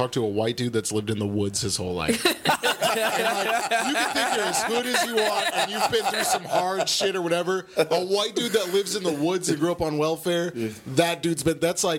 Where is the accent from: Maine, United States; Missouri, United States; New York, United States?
Maine, United States; I grew up in Maine